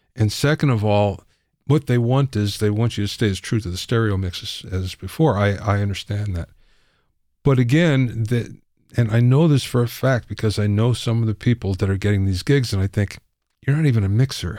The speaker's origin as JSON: {"language": "English", "town": "Los Angeles", "region": "California", "country": "United States", "said": "I'm from Los Angeles"}